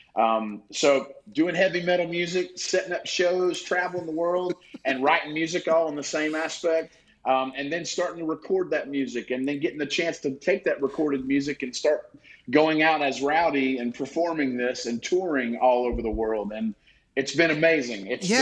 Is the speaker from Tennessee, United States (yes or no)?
yes; East Tennessee, United States; also born or lived in Nashville, Tennessee; Growing up in East Tennessee, I live in Nashville now, but growing up in East Tennessee